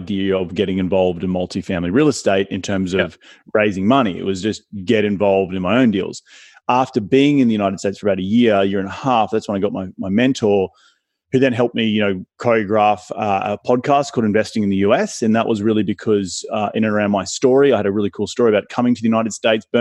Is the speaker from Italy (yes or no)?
no; Australia; accent: Australian; now in Los Angeles, United States; my Australian accent, you know, who's this Aussie guy calling from